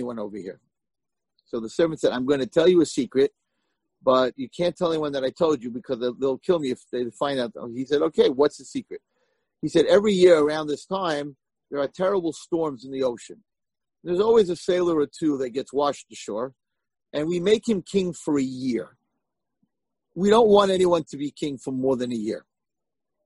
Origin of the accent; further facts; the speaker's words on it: United States; I'm American